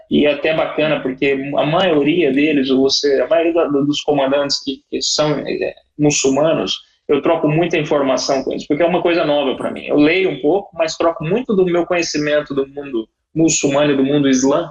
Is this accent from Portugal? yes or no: no; Brazil; moved away as an adult; also born or lived in São Paulo; now in United Arab Emirates; eu sou brasileiro, amo meu país